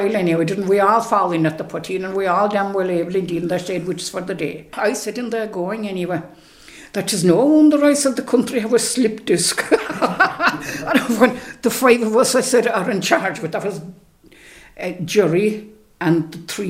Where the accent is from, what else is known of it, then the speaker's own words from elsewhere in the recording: Ballyvourney, Cork, Munster, Ireland; I was born back in Fohorese